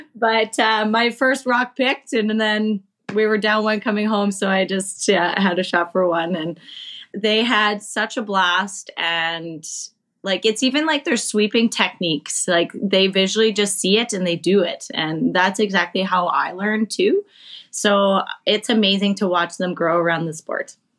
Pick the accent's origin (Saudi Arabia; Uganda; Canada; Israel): Canada; us Canadians